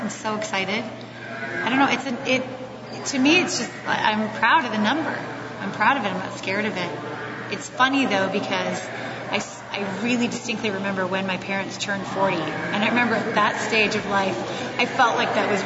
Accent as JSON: {"language": "English", "town": "Roseville", "region": "California", "country": "United States", "tie": "born or raised there", "said": "I'm from Northern California"}